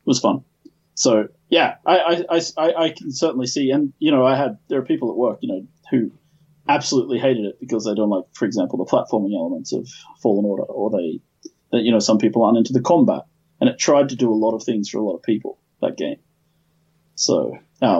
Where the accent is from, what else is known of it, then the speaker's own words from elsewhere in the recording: Australia; who's from Australia, as am I.